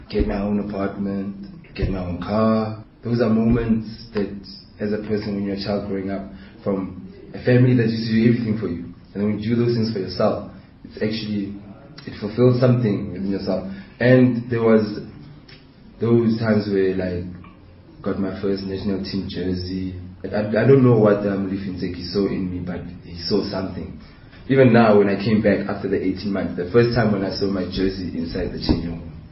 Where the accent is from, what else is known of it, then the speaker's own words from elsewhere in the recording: Bloemfontein, Free State, South Africa; They took me to Grey College and then you know as a child growing up in the Gasi, it's, it's for me